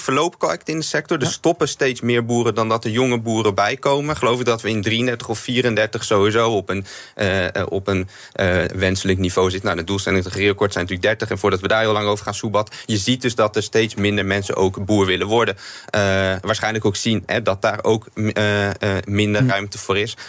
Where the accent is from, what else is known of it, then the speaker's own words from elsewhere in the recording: Netherlands; in Nederland als Nederlanders